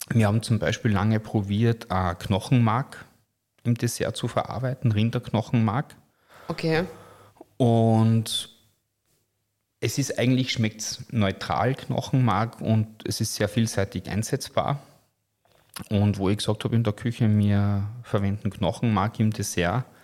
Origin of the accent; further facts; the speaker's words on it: Carinthia, Austria; Bei uns in Kärnten sagt man ja Fleischknödel, da sagt man nicht Haché.